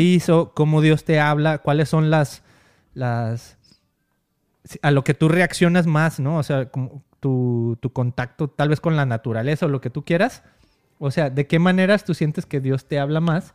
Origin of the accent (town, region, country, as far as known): Mexico; born or raised there